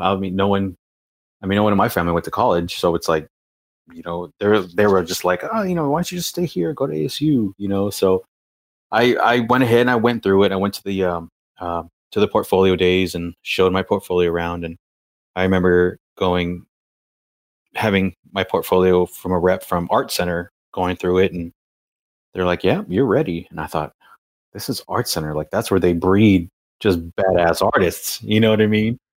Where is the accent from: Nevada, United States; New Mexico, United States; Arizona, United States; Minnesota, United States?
Arizona, United States; Valley of the Sun; moved away as an adult; also born or lived in Costa Mesa, California / New York; I come from the Valley of the Sun